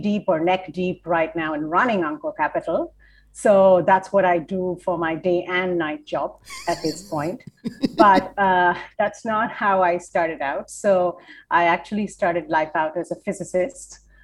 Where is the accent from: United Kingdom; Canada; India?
India; now in United States; Yes, I am from India. My first foot into the U.S. was Vermont.